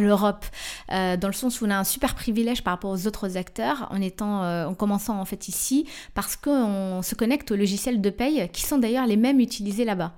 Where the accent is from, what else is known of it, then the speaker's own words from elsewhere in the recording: Tunisia; je suis tunisien